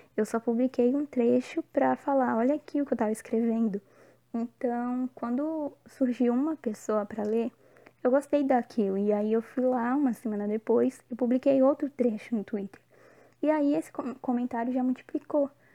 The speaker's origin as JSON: {"language": "Portuguese", "country": "Brazil", "tie": "born or raised there", "moved": "yes", "lives_now": "Bahia, Brazil", "said": "Tô morando na Bahia, mas eu sou natural de São Paulo"}